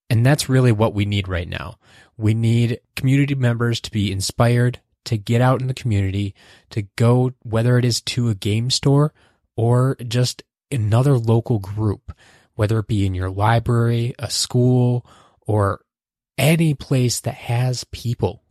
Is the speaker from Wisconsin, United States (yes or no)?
yes; Wisconsin, United States; here in Wisconsin, my home state.